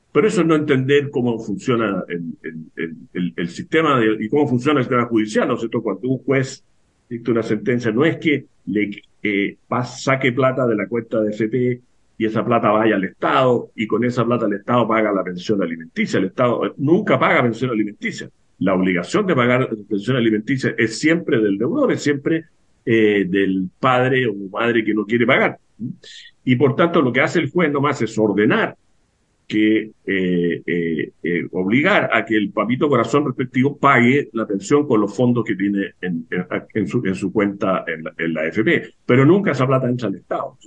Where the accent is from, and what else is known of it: Chile